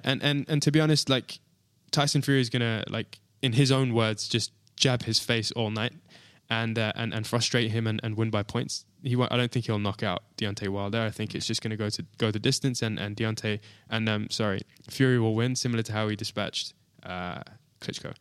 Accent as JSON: {"language": "English", "country": "United Kingdom", "said": "being a Brit"}